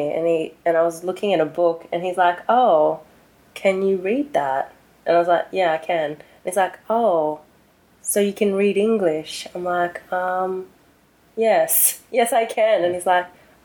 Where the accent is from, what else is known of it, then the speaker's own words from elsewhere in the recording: Newcastle, New South Wales, Australia; accent: Australian; also born or lived in South Korea; we grew up in Newcastle, it was a small town mentality